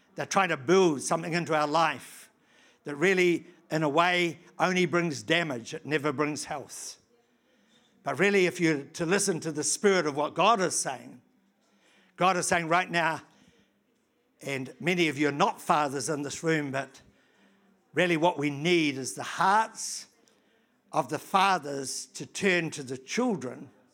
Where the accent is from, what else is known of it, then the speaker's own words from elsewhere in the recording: New Zealand; I come from New Zealand